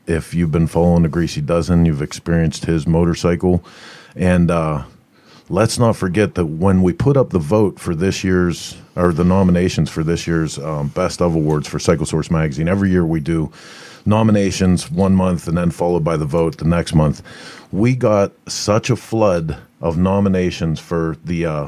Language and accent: English; Pittsburgh, Pennsylvania, United States; we're saying that from Pittsburgh